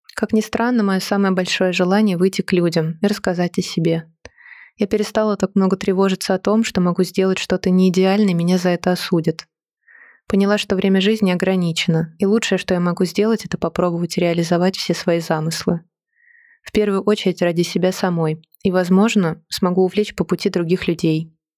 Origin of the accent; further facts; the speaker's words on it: Moscow, Russia; Я родилась и выросла в Москве.